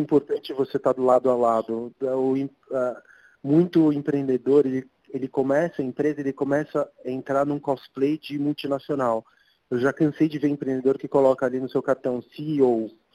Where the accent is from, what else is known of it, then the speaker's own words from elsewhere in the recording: São Paulo, Brazil; also born or lived in Argentina; E eu morei toda a minha vida aqui na Santa Cecília